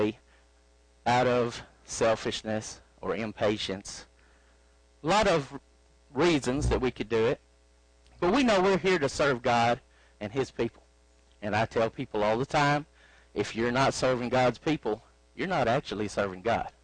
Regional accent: Arkansas, United States; You can tell I'm from Arkansas by my accent

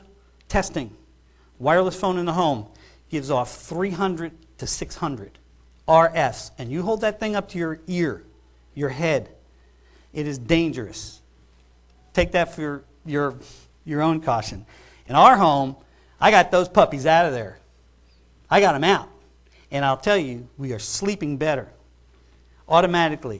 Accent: New York, United States; I grew up in New York

